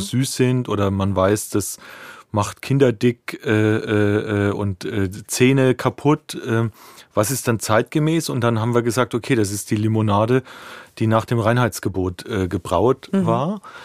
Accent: Ostheim, Bavaria, Germany; moved away as an adult; now in Berlin, Germany; ich komme ursprünglich aus der Rhön, das ist äh, das letzte Eck von Bayern, von Unterfranken

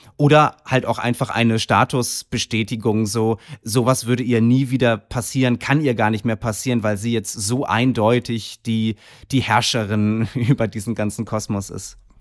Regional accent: Kiel, Schleswig-Holstein, Germany; moved away; zu Hause in Kiel, äh, meiner Heimatstadt

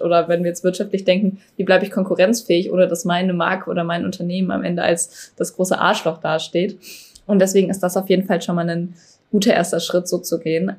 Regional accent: Cologne, North Rhine-Westphalia, Germany; Ich komme ja aus Köln

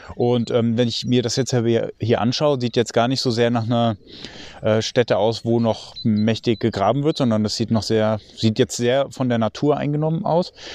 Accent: Germany; also born or lived in near Frankfurt; bei uns in Deutschland

